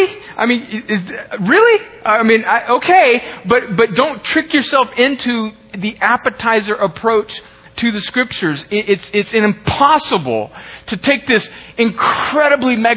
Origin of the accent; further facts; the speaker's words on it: US–Mexico border, United States; I grew up on the Mexican border